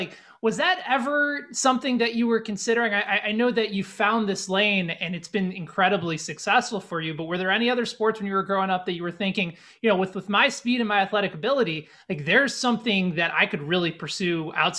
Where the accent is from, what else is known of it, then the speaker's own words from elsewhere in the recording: Chicago, Illinois, United States; I'm a Chicagoan.